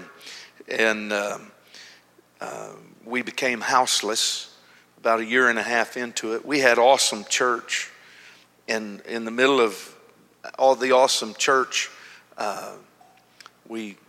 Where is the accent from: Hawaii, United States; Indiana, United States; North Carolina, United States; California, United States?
Hawaii, United States; Honolulu; I am from Honolulu.